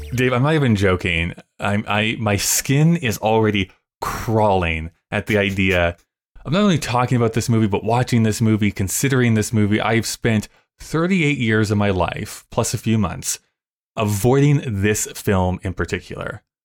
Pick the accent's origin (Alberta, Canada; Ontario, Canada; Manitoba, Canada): Alberta, Canada; we're from Alberta